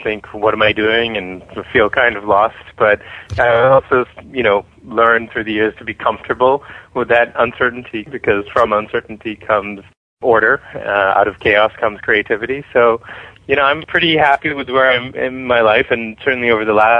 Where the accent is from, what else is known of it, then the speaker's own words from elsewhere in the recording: Boston, Massachusetts, United States; moved away as an adult; also born or lived in New York; now in Los Angeles, United States; I grew up in Boston, so while I haven't lived there since I left for college